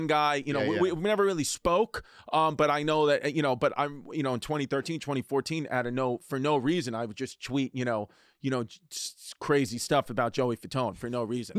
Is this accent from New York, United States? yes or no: yes; New York, United States; I grew up in New York, a big Yankees fan, New York Yankees fan